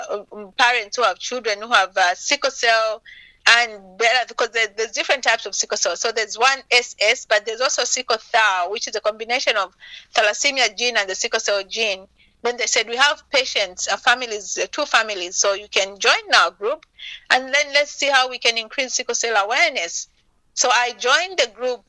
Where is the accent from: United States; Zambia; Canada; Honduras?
Zambia; moved away; my home country, Zambia